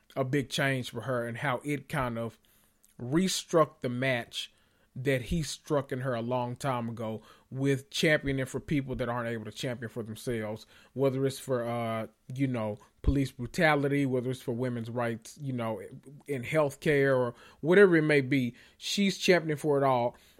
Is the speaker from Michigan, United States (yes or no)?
no; Memphis, Tennessee, United States; I'm from Memphis and I'm country